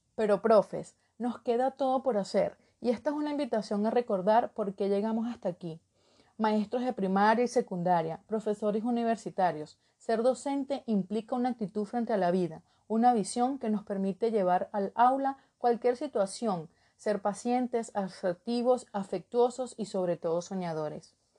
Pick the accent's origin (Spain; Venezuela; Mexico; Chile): Venezuela; Trujillo; moved away as an adult; also born or lived in Caracas, Venezuela; now in Ecuador; soy de Trujillo